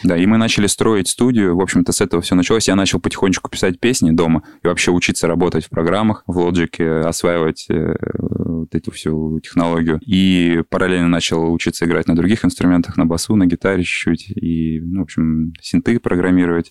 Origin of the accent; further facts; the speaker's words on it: Kamchatka Krai, Russia; moved away as an adult; now in Moscow, Russia; Я с Камчатки, да, занимался музыкой, э, конкретно в музыкальной школе на скрипке играл там у себя. И когда переехал в Москву учиться в медуниверситет